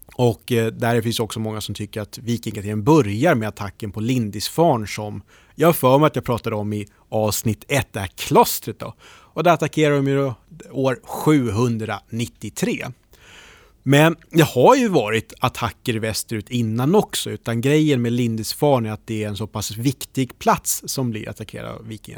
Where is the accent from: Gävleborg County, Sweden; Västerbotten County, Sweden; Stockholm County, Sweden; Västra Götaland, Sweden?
Stockholm County, Sweden; Norrtälje; Jag är från Norrtälje